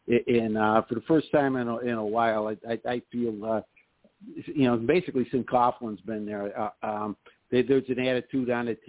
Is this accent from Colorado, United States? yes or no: no; Syracuse, New York, United States; I'm from Syracuse, as such, and I'm not that far from Buffalo.